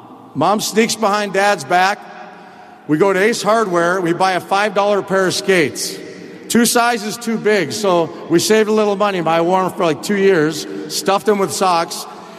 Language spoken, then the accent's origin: English; Chicago, Illinois, United States; As a kid growing up in Chicago